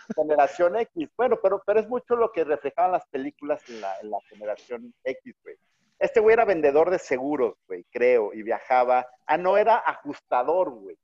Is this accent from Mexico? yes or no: yes; Mexico City, Mexico; now in Monterrey, Mexico; yo soy chilango